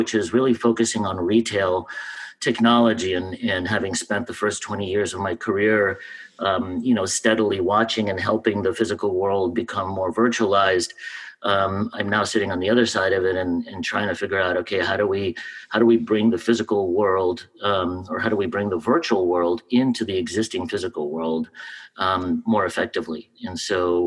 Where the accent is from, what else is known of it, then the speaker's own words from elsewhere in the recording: New York City, New York, United States; also born or lived in Russia; I grew up in Washington Heights in New York before it was hip.